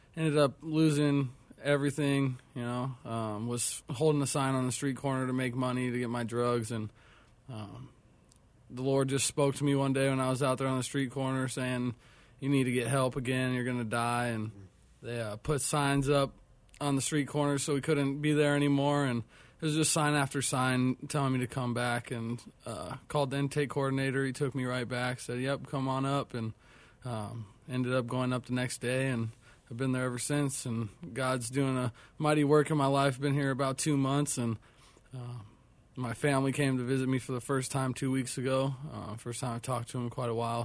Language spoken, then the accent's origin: English; Tucson, Arizona, United States; now in Phoenix, United States; I'm from Tucson, Arizona